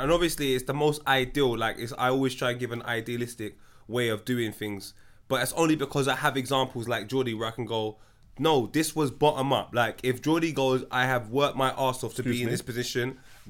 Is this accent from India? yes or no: no; Tottenham, London, United Kingdom; When man say I'm from Tottenham, yeah, we're reshaping that. I'm from Wood. I'm from here.